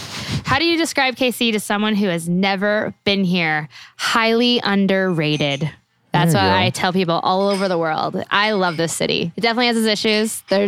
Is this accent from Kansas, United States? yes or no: yes; Kansas, United States; also born or lived in Boston; I'm from Kansas